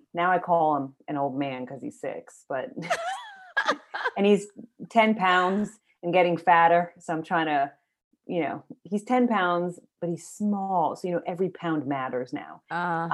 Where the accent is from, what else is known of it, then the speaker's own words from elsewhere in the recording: Maryland, United States; I grew up in Maryland, and my parents migrated from Ethiopia